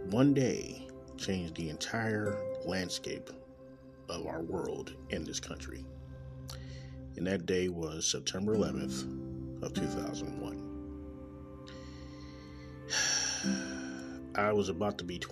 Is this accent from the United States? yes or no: yes; Kansas City, Missouri, United States; Coming live right from Kansas City, Missouri, my hometown.